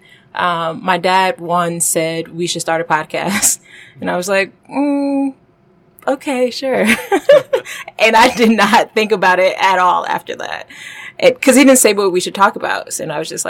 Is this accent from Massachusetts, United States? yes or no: no; Detroit, Michigan, United States; moved away as an adult; also born or lived in Washington, D.C. / Silicon Valley; now in New York, United States; I am from Detroit.